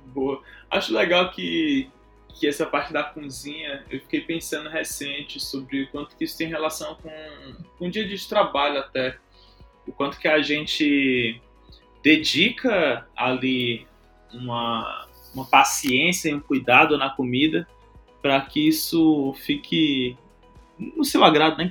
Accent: Fortaleza, Ceará, Brazil; also born or lived in Teresina, Piauí; sou de Teresina, Piauí, cresci em Fortaleza

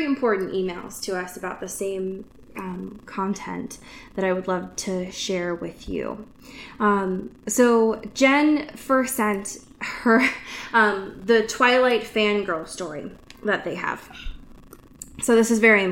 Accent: Pacific Northwest, United States; I grew up in the Pacific Northwest my whole life

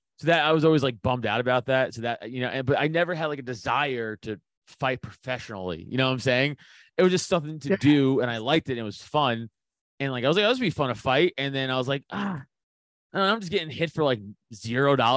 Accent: New York City, New York, United States; I'm from Staten Island. So, you know, New York City

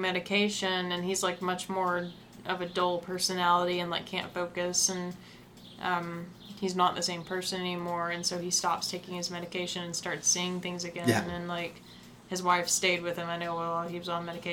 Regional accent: the South, United States; I grew up in the South. I never really lived anywhere else

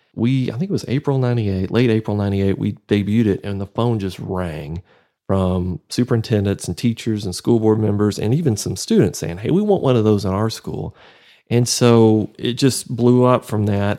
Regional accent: near Waco, Central Texas, United States; moved away as an adult; now in Amarillo, United States; growing up down near Waco

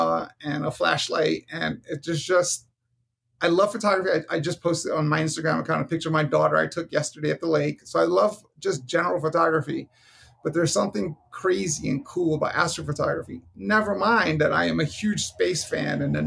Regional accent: New York City, New York, United States; now in Arizona, United States; I grew up in Hell's Kitchen

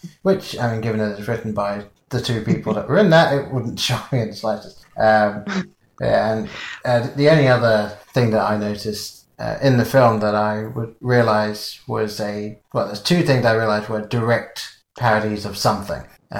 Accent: England, United Kingdom; moved away; someone's obviously figured out that I'm English

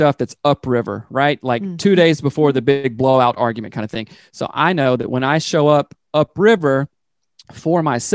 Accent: the South, United States; I grew up in the South

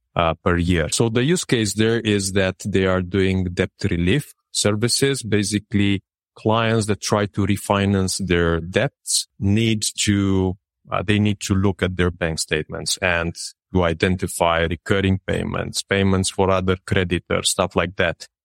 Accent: Râmnicu Vâlcea, Vâlcea County, Romania; now in Bucharest, Romania; I grew up in Dominiku Vâlcea, which is a city near the mountainside

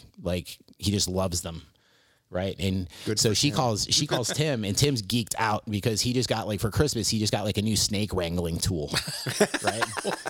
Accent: southern Philippines, Philippines; And so I grew up in the Philippines, in the jungles of the southern Philippines, which explains a lot about me, I think.

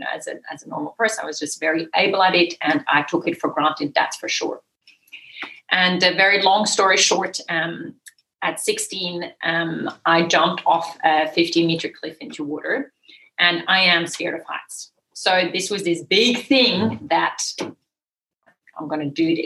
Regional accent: Switzerland; English is a second language; also born or lived in Nepal; now in Margaret River, Australia; I grew up in the Swiss Alps

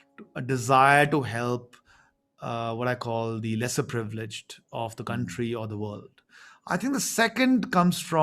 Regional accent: India; English is a second language; growing up in a very small town, which used to be a population of 15,000. And I never spoke English at home

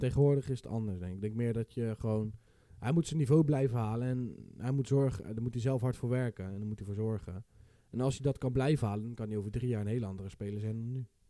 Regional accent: Westland, South Holland, Netherlands

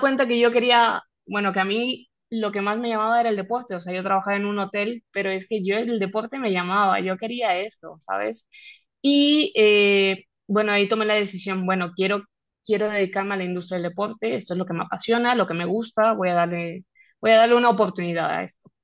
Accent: Mexico; moved away as an adult; now in Spain; siendo de México

